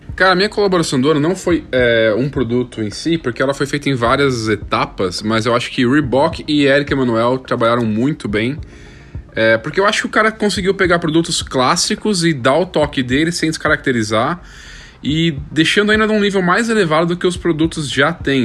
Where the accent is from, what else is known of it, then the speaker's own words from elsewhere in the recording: Brazil; eu sou brasileiro